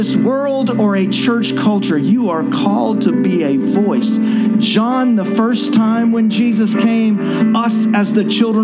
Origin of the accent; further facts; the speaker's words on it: Shreveport, Louisiana, United States; I'm from Shreveport, Louisiana